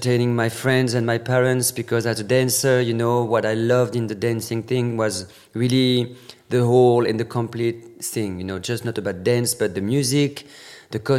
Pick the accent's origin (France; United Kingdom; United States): France; Normandy; English is a second language; moved away as an adult; now in Paris, France; Born and raised in Normandy